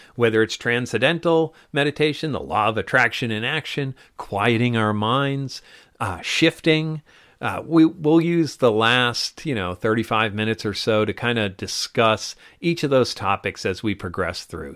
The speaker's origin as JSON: {"language": "English", "area": "Dracut", "region": "Massachusetts", "country": "United States", "tie": "born or raised there", "said": "what I call my hometown, which is in Drake at Massachusetts"}